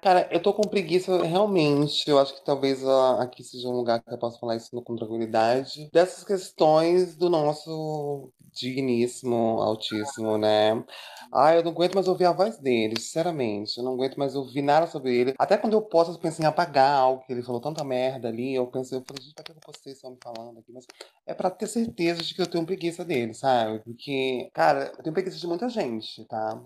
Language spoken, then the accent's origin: Portuguese; São Paulo, Brazil; now in Rio de Janeiro, Brazil; Eu sou paulista